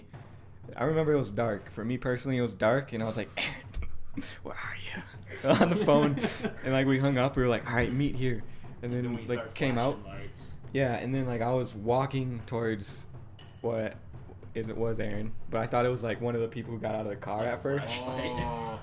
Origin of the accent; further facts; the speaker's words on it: Black River Falls, Wisconsin, United States; We're from Black River